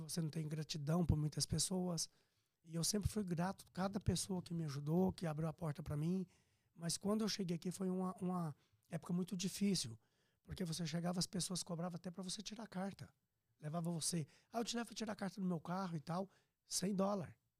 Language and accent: Portuguese; Piracicaba, São Paulo, Brazil; moved away as an adult; also born or lived in Minas Gerais; now in Orlando, United States; eu sou mineiro, natural, Sim. né? Mas eu fui uhum. criado em Piracicaba, São Paulo, depois morei em São Paulo